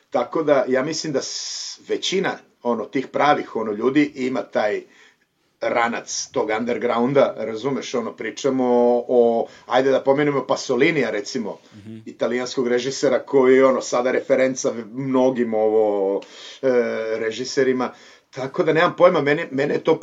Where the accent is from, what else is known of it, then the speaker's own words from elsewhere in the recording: Kladovo, Bor District, Serbia; moved away as an adult; also born or lived in Bucharest, Romania / Timișoara, Romania / Berlin, Germany; now in Barcelona, Spain; meni je ono celo to odrastanje u Kladovu detinstvo vezano za Dunav.